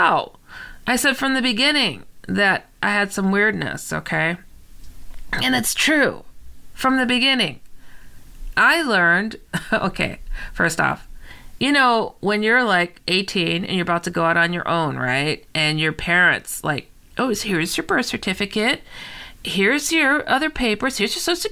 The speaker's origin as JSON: {"language": "English", "town": "San Francisco", "region": "California", "country": "United States", "tie": "born or raised there", "said": "I was born in San Francisco"}